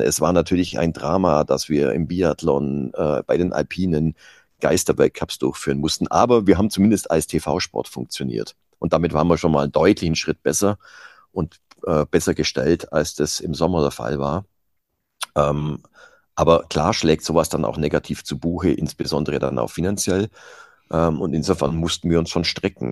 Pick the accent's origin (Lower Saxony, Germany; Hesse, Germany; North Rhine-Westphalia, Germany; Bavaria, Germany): Bavaria, Germany; Iller valley; in einem Skiclub ähm, von meinem Heimatort